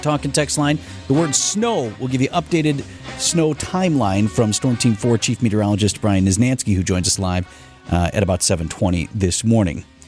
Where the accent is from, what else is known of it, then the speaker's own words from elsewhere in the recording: Wauwatosa, Wisconsin, United States; I grew up in Tosa, and in certain spots of, of Wauwatosa, the homes are right on top of each other